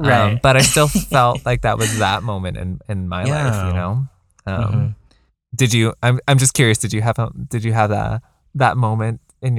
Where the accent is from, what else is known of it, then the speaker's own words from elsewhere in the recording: United States; like being being Chinese, being in an immigrant family, mm-hmm. like being growing up in America helps.